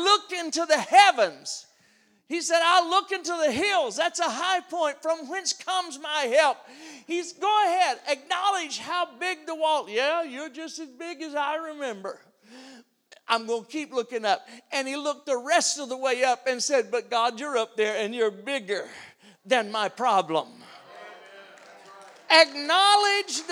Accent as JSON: {"language": "English", "area": "around New Orleans", "region": "Louisiana", "country": "United States", "tie": "born or raised there", "said": "I'm from Louisiana. We got this city down there called New Orleans. You heard about it? It can be rough. I grew up around there"}